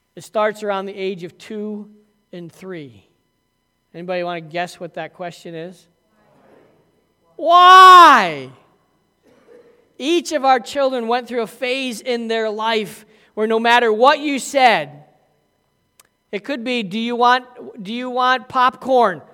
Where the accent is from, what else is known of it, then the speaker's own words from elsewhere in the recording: Massena, New York, United States; I grew up in Messina, so by the time you were five years old, you were playing ice hockey with skates on your feet.